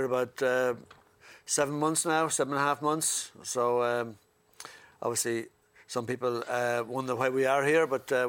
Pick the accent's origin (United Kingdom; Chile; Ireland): Ireland; Wexford, Leinster; got elected from Ireland South. I'm from Wexford.